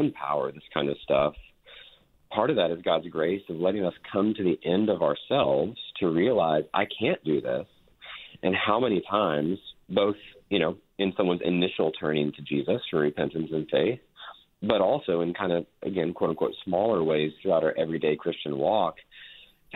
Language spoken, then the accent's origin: English; Texas, United States; I was raised in Texas. We mentioned that I live in Fort Worth.